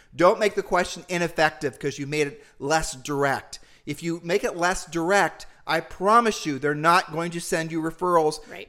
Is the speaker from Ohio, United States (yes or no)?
yes; Ohio, United States; We're humble people from Ohio